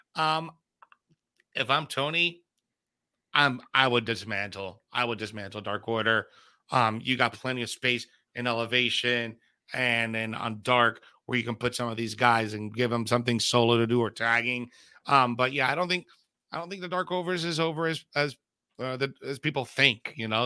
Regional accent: Bayamón, Puerto Rico; that's my hometown, Puerto Rico

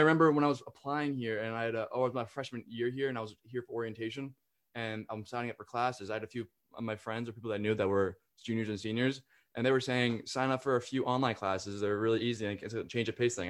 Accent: the North, Northeast, United States; moved away as an adult; now in South Carolina, United States; I'm from the north

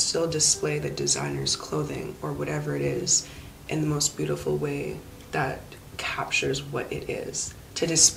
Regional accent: Vancouver, British Columbia, Canada; also born or lived in Calgary; I was born in Calgary, raised in Vancouver. I guess that would make me more of a Vancouverite.

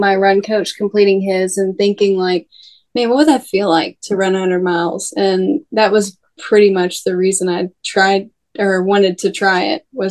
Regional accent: near Dalton, Georgia, United States; moved away; Dalton was actually, a town that I grew up nearby. Like, it's like an hour away from my hometown

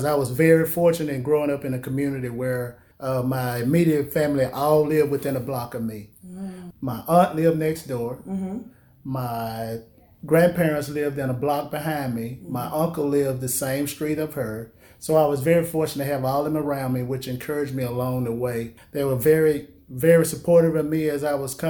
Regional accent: Monroe, Louisiana, United States; I was born here in Monroe, Louisiana. This is home for me. Believe it or not, I never want to leave here

